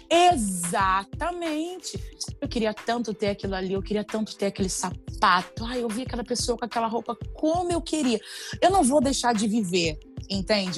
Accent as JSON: {"language": "Portuguese", "region": "Rio de Janeiro", "country": "Brazil", "tie": "born or raised there", "said": "eu vim do complexo do alemão, eu vim da favela"}